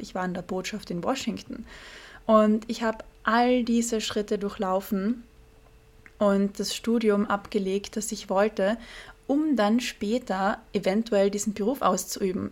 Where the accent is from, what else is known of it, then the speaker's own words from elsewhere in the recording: Carinthia, Austria; moved away as an adult; now in Vienna, Austria; in Kärnten, im südlichsten Bundesland Österreichs, wo ich aufgewachsen bin